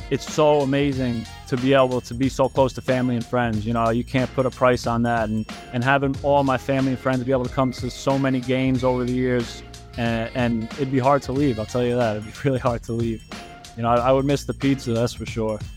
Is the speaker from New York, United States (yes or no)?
yes; Yonkers, New York, United States; Yonkers, I feel, is a great spot to grow up, and, and Crestwood's a, such a good neighborhood within Yonkers, and you know, being so close to the city, but you know, being a little outside, you got a little more roo